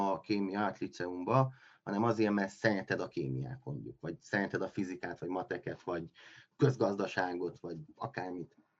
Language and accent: Hungarian; Miercurea Ciuc, Harghita County, Romania; moved away as an adult; now in Cluj-Napoca, Romania; én Kolozsváron élek most már, hát lassan tíz éve, ez a tizedik éve. Mm, Románián belül vagy itt lennék, vagy Csíkszeredába, ugye ott születtem